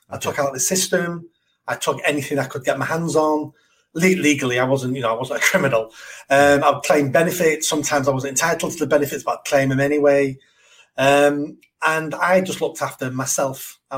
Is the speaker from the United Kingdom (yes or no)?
yes; Manchester, North West England, United Kingdom; I'm from Manchester, born on a notorious council estate. Had a normal childhood. Well, it was normal to me at the time. Um, had no father lived in poverty.